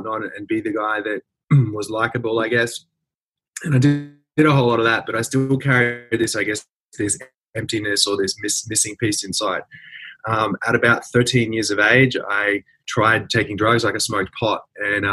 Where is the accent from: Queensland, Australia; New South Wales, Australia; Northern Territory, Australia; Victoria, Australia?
Queensland, Australia; Brisbane; I grew up in Brisbane, middle class kind of family